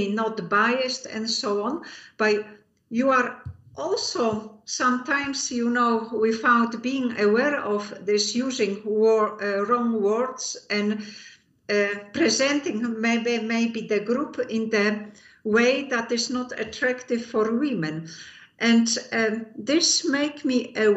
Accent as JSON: {"language": "English", "country": "Poland", "also_born_or_lived": "Eindhoven, Netherlands", "moved": "as an adult", "lives_now": "Netherlands", "said": "I came to the Netherlands from Poland in 85"}